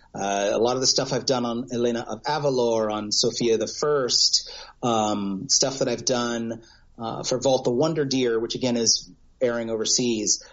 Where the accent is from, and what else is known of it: United States